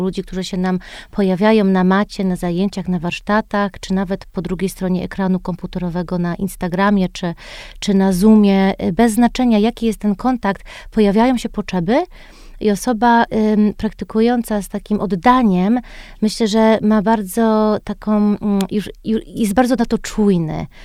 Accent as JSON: {"language": "Polish", "country": "United States", "tie": "born or raised there", "moved": "as an adult", "lives_now": "Poland", "said": "wychowałam się w Stanach i wróciłam do Polski, jak miałam 22 lata po studiach."}